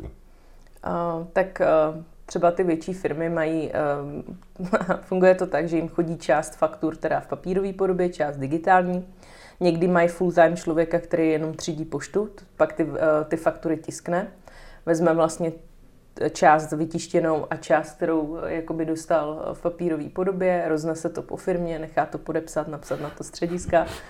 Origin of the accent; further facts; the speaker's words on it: Mohelnice, Olomouc Region, Czechia; moved away; also born or lived in Prague; já jsem z Mohelnice